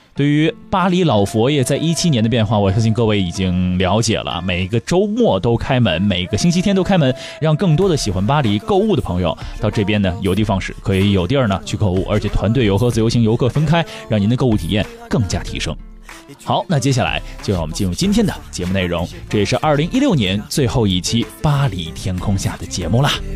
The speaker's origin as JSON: {"language": "Chinese", "country": "China", "said": "我们中国人比较缺乏这种宗教感"}